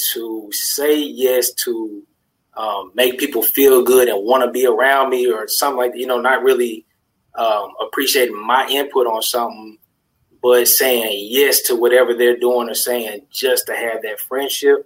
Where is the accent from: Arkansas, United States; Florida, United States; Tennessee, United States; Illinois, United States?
Arkansas, United States; Little Rock; I'm from Little Rock, Arkansas